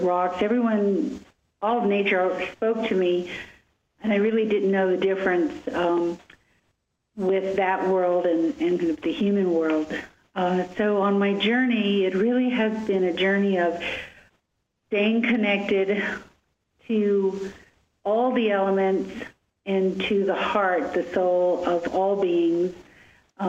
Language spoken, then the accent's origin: English; Chicago, Illinois, United States; I was born in Chicago